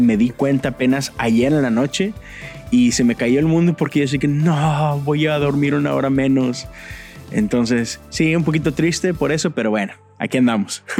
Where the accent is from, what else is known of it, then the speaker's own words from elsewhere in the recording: San Nicolás de los Garza, Nuevo León, Mexico; moved away as an adult; also born or lived in Monterrey, Mexico; now in Houston, United States; soy de Monterrey, nací en Monterrey, en un hospital que se llama La Conchita, en el mero centro de Monterrey. Pero, este, pues, crecí en San Nicolás de los Garza